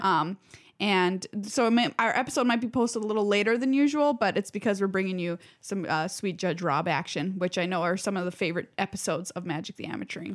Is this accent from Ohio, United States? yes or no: no; Duluth, Minnesota, United States; I grew up in Duluth where all our lives revolve around that lift bridge